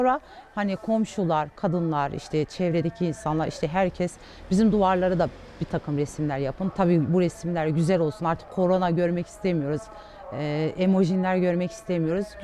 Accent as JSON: {"language": "Turkish", "region": "Batman Province", "country": "Turkey", "said": "1981 doğumlu, Batmanlıyım."}